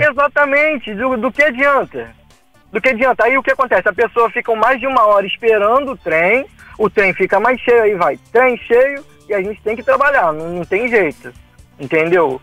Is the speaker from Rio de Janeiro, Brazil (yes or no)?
yes; Valença, Rio de Janeiro, Brazil; Que eu não sou do Rio, eu sou de Valença, sou do interior do Rio